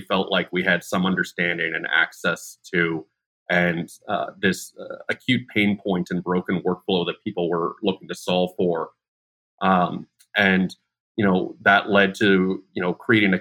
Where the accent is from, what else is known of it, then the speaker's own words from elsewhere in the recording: Chicago, Illinois, United States; moved away as an adult; also born or lived in Dallas, Texas; now in Bay Area, United States; I was born and raised in Chicago.